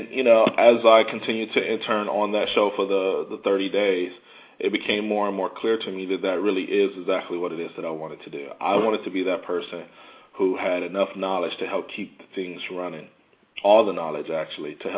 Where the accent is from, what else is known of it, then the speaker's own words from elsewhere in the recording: Oak Park, Michigan, United States; now in New York, United States; I grew up in the Midwest, so, you know, I'm used to cold weather